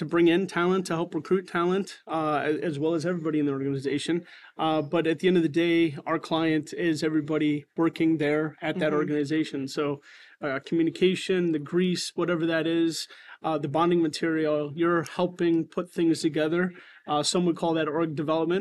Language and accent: English; Northeast Ohio, United States; I am born and raised in Northeast Ohio